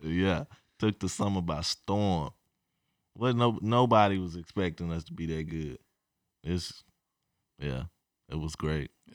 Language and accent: English; Edmond, Oklahoma, United States; I grew up in Edmond, Oklahoma